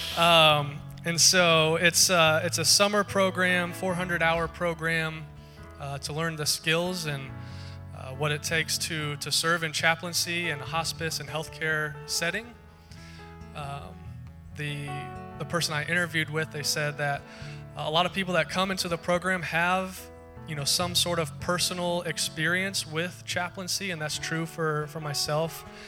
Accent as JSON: {"language": "English", "region": "Ohio", "country": "United States", "moved": "yes", "said": "I'm from Ohio"}